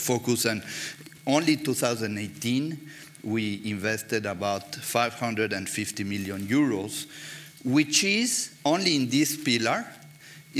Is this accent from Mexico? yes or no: yes; Mexico; moved away; I'm coming from Mexico